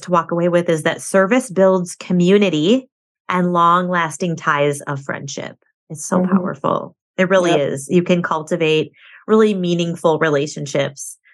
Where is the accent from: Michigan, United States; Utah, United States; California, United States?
Michigan, United States; I moved back to my hometown, lived with my parents for a couple of years.